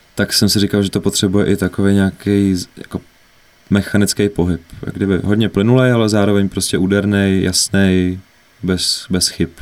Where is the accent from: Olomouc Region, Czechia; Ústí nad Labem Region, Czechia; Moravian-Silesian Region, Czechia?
Ústí nad Labem Region, Czechia; Ústí nad Labem; Ústí nad Labem, odkud pocházím